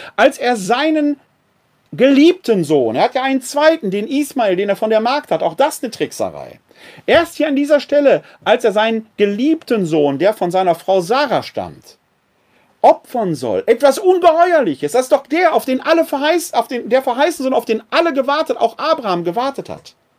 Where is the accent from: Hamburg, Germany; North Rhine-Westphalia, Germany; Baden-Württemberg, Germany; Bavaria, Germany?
North Rhine-Westphalia, Germany; Wuppertal; Wuppertal, meine Heimatstadt hier, hat 360.000 Einwohner